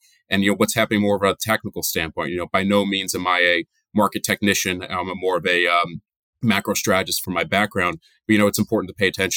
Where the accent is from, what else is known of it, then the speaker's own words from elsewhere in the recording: New Jersey, United States; moved away as an adult; also born or lived in upstate New York / Boston; now in New York area, United States; I grew up in New Jersey, so I'm a Northeast guy through and through my whole life.